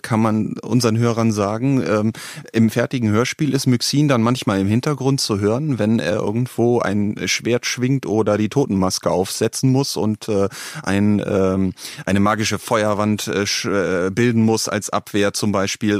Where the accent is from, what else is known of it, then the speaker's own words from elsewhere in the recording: Northern Germany, Germany; ich komme aus Norddeutschland